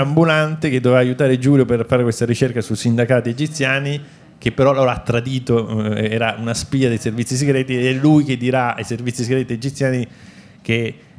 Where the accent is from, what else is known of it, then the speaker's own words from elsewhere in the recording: Palermo, Sicily, Italy; io sono di Palermo